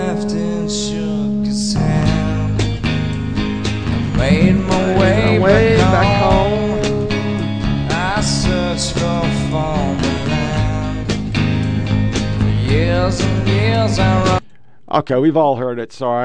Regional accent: Oregon, United States; I was from Oregon

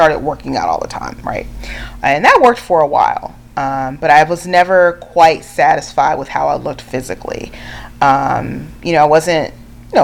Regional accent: California, United States; I grew up in California

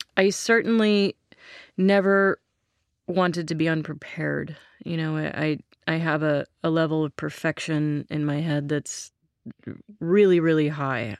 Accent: Santa Barbara, California, United States; I grew up in Santa Barbara. We moved there when I was two.

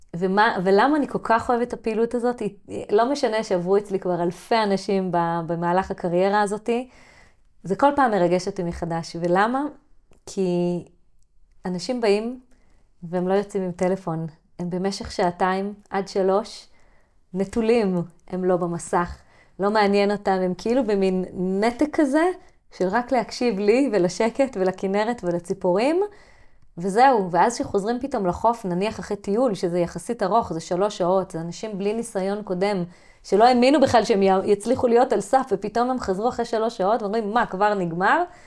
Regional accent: kibbutz on the Sea of Galilee, Northern District, Israel; אני גדלתי בלינה משותפת מלאה, אני הדור האחרון

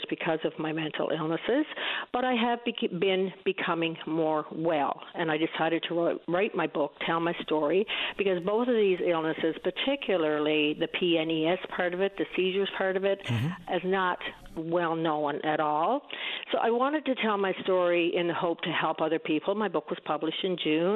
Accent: east coast of Newfoundland, Newfoundland and Labrador, Canada; I'm a Newfoundlander, grew up on the east coast of Newfoundland

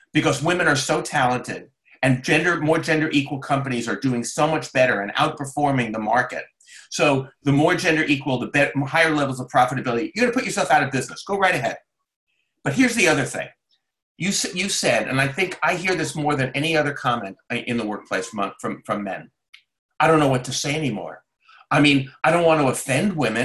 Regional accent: New York, United States; now I live in Brooklyn, New York, and I grew up in New York

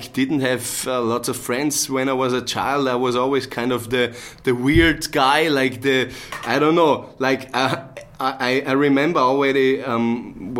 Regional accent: Bregenz, Vorarlberg, Austria; I'm from the same region in Austria as Dominic is, from Vorarlberg. I was born and raised in Bregenz.

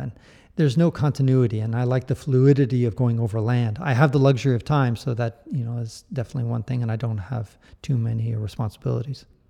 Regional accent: San Francisco, California, United States; I was born in the United States

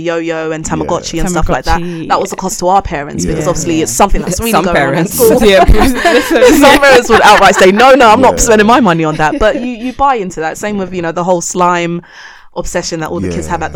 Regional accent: Ghana; I'm Ghanaian.

